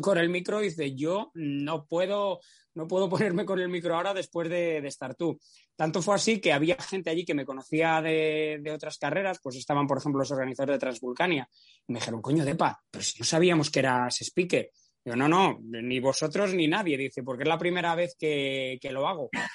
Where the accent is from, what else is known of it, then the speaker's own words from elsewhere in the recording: Valladolid, Castile and León, Spain; Yo no hice nada para nacer en Valladolid, pero nací en Valladolid, que es la provincia más plana de, toda España. Nuestro máximo desnivel no llega a 200 metros